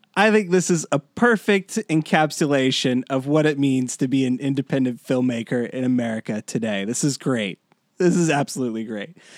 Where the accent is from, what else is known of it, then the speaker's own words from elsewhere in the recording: Panama City, Florida, United States; I grew up in, I grew up in Florida, I grew up in Panama City